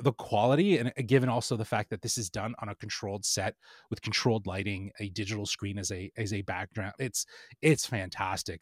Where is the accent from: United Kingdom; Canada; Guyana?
Canada; being Canadian